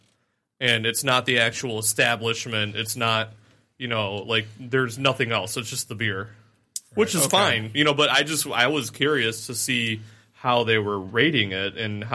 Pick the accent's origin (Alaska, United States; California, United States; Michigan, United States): Michigan, United States; Detroit; born or raised there